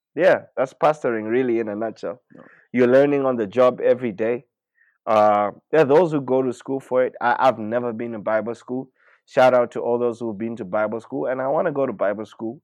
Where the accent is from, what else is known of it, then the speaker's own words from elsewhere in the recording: Zambia; we're from Zambia